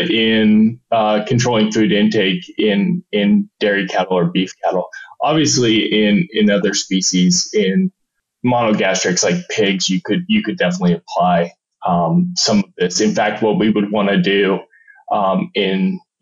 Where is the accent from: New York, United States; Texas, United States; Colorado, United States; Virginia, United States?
Colorado, United States; Julesburg; now in Arizona, United States; a small town, Julesburg, Colorado, in the northeast corner